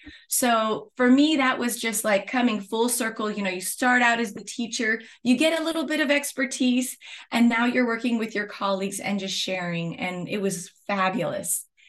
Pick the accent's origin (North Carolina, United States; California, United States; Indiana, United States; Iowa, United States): California, United States; San Francisco Bay Area; I'm from the San Francisco Bay Area, former dual immersion teacher.